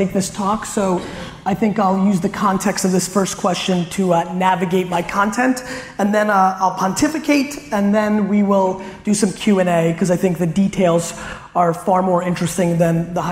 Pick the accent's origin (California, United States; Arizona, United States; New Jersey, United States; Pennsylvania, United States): New Jersey, United States; Edison; born or raised there; also born or lived in Belarus / Queens, New York